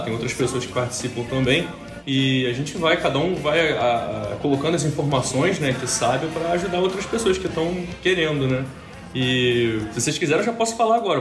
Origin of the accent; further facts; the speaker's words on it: Rio de Janeiro, Brazil; accent: carioca; sou do Rio de Janeiro, sim, carioca, e pelo sotaque